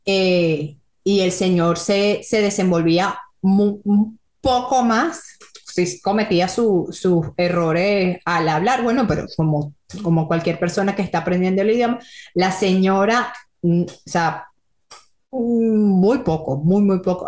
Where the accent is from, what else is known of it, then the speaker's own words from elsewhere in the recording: Venezuela; moved away; de Venezuela